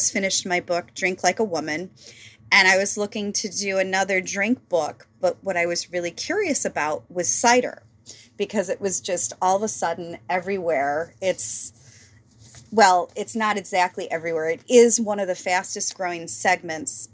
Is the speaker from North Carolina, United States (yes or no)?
no; Wisconsin, United States; I'm from Wisconsin